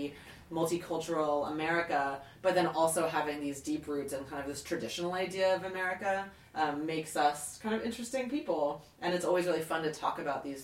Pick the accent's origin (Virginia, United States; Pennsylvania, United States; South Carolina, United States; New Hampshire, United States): Virginia, United States; Southern; moved away; also born or lived in England; I grew up in Virginia, in Southern Virginia